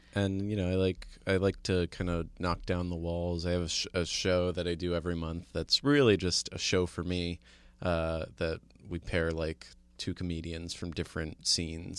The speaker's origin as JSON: {"language": "English", "region": "New Jersey", "country": "United States", "tie": "born or raised there", "said": "I grew up in New Jersey"}